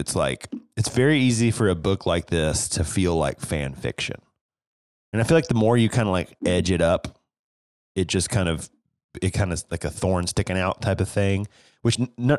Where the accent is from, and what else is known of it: East Tennessee, United States